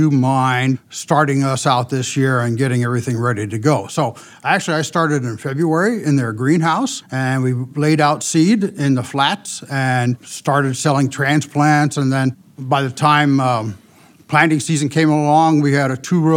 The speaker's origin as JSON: {"language": "English", "region": "Ohio", "country": "United States", "tie": "born or raised there", "also_born_or_lived": "Indiana / Akron, Ohio / Wheaton, Illinois", "moved": "as an adult", "lives_now": "Iowa, United States", "said": "I'm not originally from Iowa, but I was born and raised as a child in the state of Ohio."}